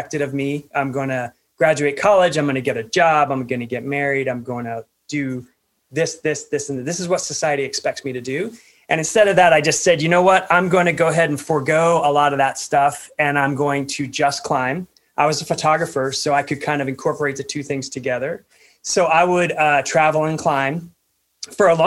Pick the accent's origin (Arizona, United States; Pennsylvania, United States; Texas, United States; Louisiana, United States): Pennsylvania, United States; I grew up in Pennsylvania, so not a lot of climbing there